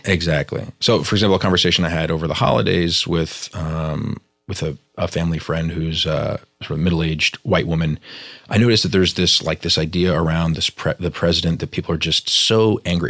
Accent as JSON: {"language": "English", "region": "New York", "country": "United States", "tie": "born or raised there", "said": "I grew up in New York, very sort of multicultural um, schools and environments"}